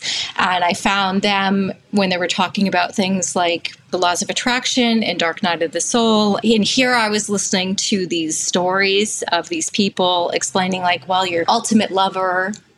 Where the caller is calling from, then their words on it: Massachusetts, United States; I'm calling from Massachusetts, so I'm here as a full-time single parent.